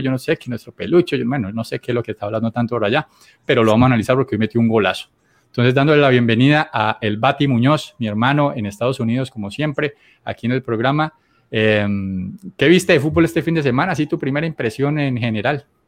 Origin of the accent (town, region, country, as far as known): Colombia